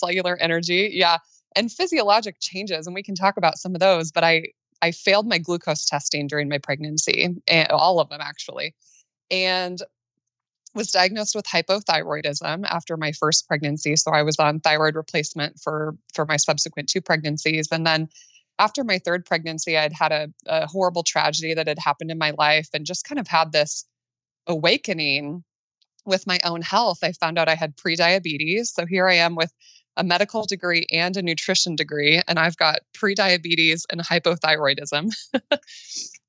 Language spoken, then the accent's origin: English; Midwest, United States; I live in Nebraska, right in the middle of the United States, born and raised in the Midwest.